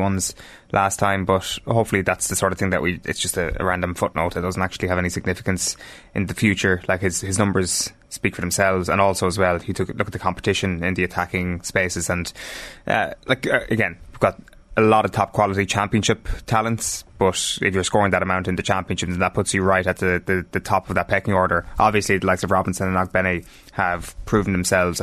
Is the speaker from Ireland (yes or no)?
yes; Ireland; as Irish people